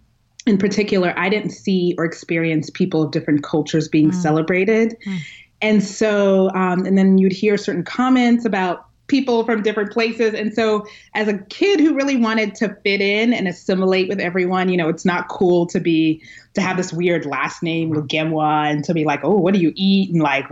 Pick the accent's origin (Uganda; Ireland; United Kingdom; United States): Uganda; Kampala, Central Region; born there; I was born in Uganda, Kampala, Uganda, which if you've ever seen The Last King of Scotland, the movie, it's about the dictator Idi Amin and just the horrible things he did.